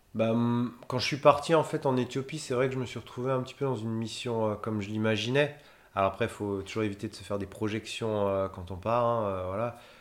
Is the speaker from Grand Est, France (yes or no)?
yes; Haut-Rhin, Grand Est, France; je suis du Haut-Rhin, en fait, à la base